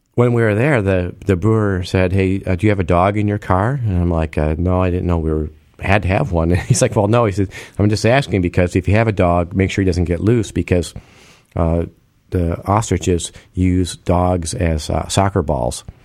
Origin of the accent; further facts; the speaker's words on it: United States; as an American